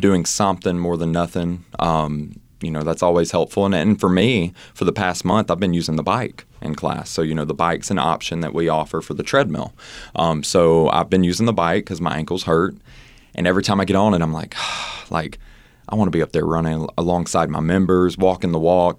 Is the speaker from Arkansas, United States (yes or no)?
no; Mississippi, United States; moved away; also born or lived in Oxford, Mississippi; I'm from Mississippi, as you know, and I used to have my own business there